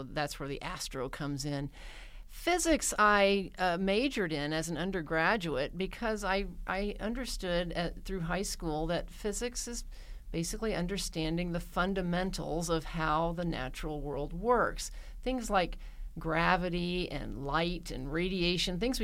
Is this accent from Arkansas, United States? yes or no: yes; Mountain Home, Arkansas, United States; moved away; I grew up in a rural community in north central Arkansas in the lovely town of Mountain Home